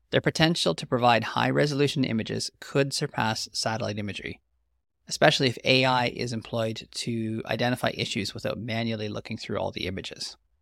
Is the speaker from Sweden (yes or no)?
no; the Prairies, Canada